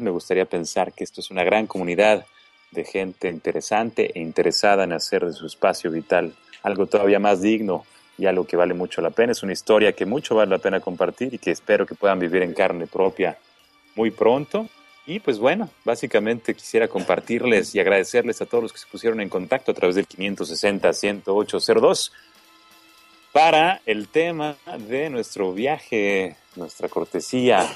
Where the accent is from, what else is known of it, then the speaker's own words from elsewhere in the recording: Mexico; somos los mexicanos